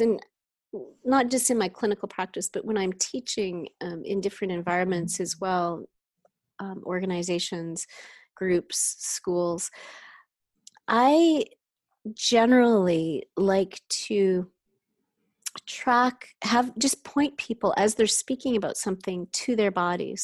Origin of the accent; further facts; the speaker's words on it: Canada; now in San Francisco Bay Area, United States; I'm from Canada